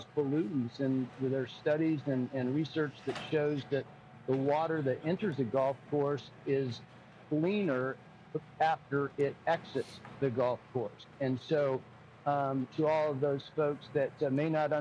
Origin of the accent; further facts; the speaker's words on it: Arizona, United States; I grew up in Arizona, and it's a hot place